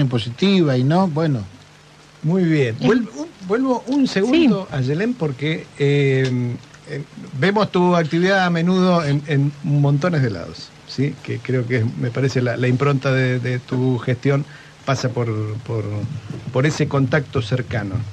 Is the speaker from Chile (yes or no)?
no; Punta Alta, Buenos Aires Province, Argentina; yo soy de Punta Alta